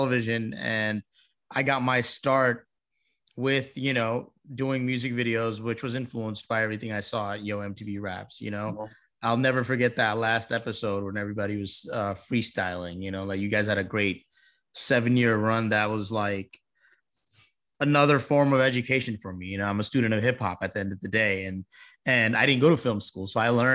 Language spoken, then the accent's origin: English; Virginia Beach, Virginia, United States; my hometown of Virginia Beach